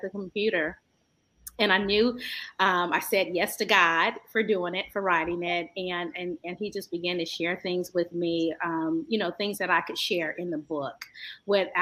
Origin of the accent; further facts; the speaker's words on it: San Francisco, California, United States; I'm from the San Francisco Bay Area, beautiful Northern Cali. By way of San Francisco